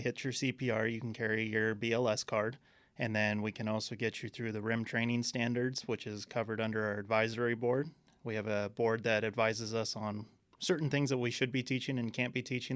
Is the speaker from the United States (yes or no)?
yes; Southern California, United States; moved away as an adult; now in Arizona, United States; I came from Southern California. born and raised out there